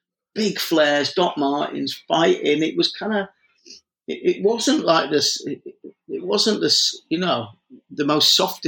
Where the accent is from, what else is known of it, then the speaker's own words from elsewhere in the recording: Leeds, Yorkshire and the Humber, United Kingdom; also born or lived in London; I was born in London. We went back to Leeds.